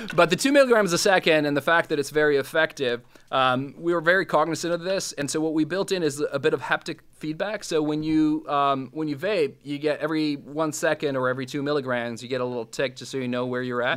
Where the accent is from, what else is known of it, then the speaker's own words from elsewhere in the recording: Bosnia & Herzegovina; first language Serbo-Croatian; English is a second language; now in Canada; I'm from from Bosnia, which is part of old old Yugoslavia